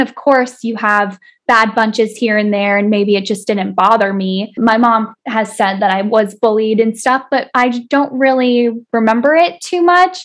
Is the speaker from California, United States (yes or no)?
no; South Florida, United States; I was born and raised in South Florida